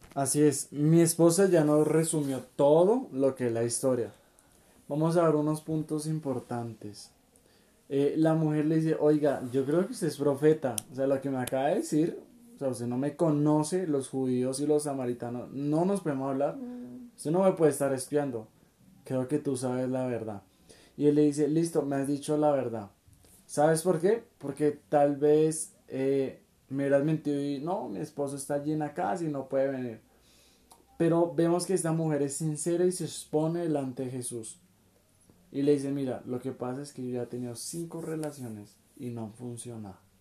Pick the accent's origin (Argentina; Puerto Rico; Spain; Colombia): Colombia; somos de Colombia